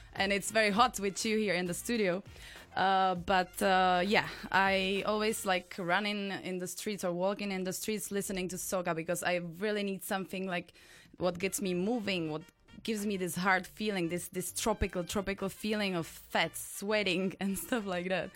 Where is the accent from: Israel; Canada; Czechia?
Czechia; in Czech Republic, in my home country